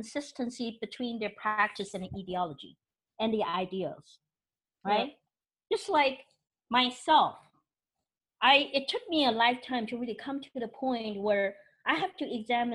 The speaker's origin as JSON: {"language": "English", "country": "Taiwan", "tie": "born or raised there", "moved": "yes", "lives_now": "United States", "said": "I'm from Taiwan"}